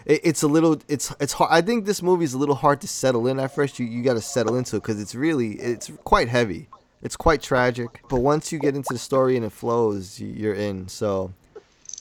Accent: New York, United States; I grew up in New York

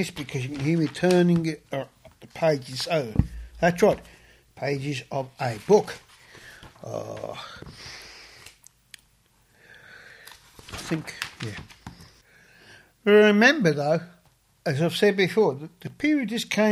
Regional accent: Australia; also born or lived in England; I'm an Australian. I was born in England, but I am an Australian

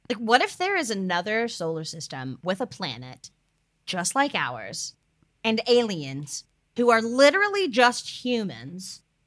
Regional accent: Hickory, North Carolina, United States; My hometown is Hickory

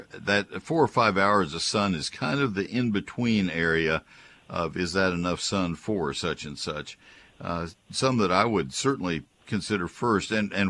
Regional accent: College Station, Texas, United States; now in Fort Worth, United States; I grew up with them in College Station

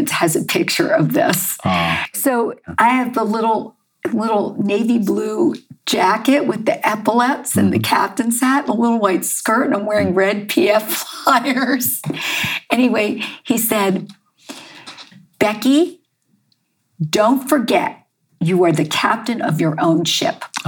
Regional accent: Baltimore, Maryland, United States; I grew up, I was born in Baltimore, Maryland.

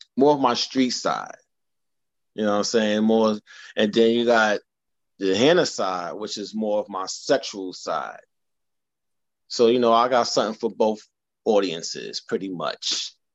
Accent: New York City, New York, United States; now in Harlem, New York City, United States; I'm originally from the Bronx, living in Harlem now, Harlem affiliated

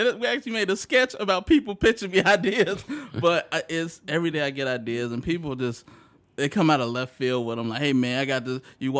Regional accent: Bellwood, Illinois, United States; I'm from Bellwood suburbs.

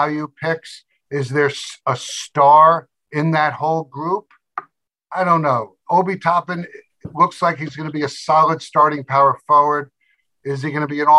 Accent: New York City, New York, United States; I was born in Brooklyn

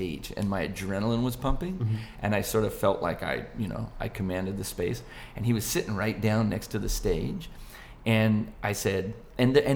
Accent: Buena Park, California, United States; my hometown, Buena Park

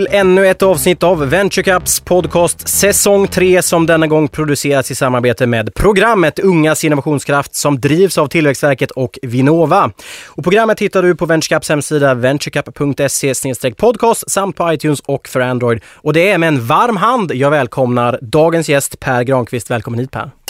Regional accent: Skåne, Sweden; also born or lived in Kalmar; är född i Kalmar men jag är, jag är faktiskt från Skåne.

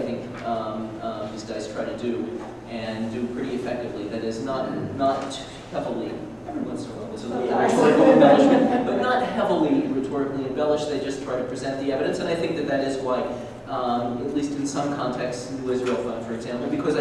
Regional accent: Canada; I'm a Canadian, not a German

